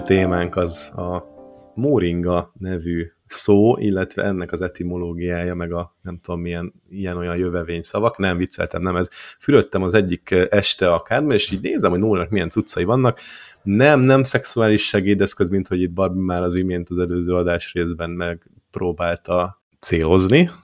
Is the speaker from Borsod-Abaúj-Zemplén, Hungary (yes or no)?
yes; Borsod-Abaúj-Zemplén, Hungary; a borsodból származom